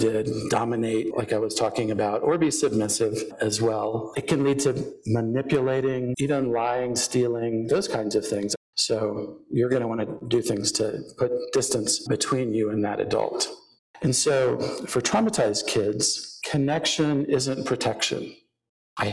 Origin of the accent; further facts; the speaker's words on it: Houston, Texas, United States; I grew up in Houston